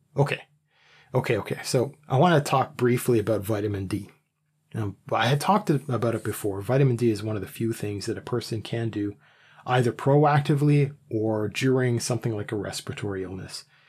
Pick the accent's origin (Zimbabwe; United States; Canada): Canada; I'm Canadian.